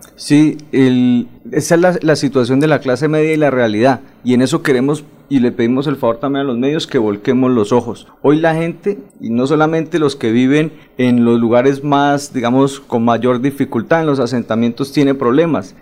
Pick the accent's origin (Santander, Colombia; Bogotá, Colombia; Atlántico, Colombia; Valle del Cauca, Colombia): Santander, Colombia; Floridablanca; nacido en el hospital de Florida Blanca y criado en Molinos Bajos y Bucarica